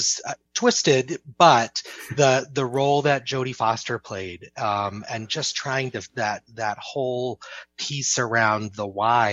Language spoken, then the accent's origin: English; Old Town, Maine, United States; I am a Mainer, born and raised. I grew up in Old Town